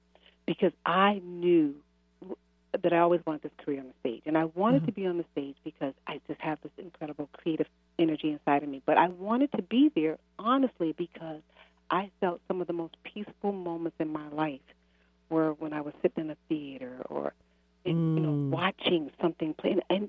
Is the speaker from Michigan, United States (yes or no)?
no; Chicago, Illinois, United States; also born or lived in Massachusetts, United States / Maryland, United States; No, I'm from Chicago. I've lived, gosh, in Massachusetts most of my life.